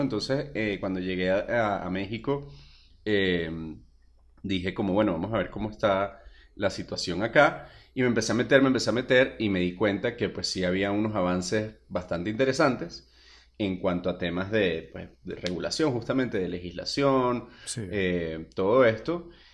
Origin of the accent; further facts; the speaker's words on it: Venezuela; moved away as an adult; yo soy venezolano